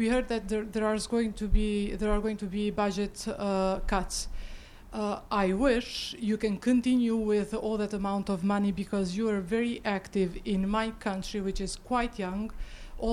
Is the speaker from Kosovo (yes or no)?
yes; Kosovo; English is a second language; I come from Kosovo, over the Atlantic, quite far.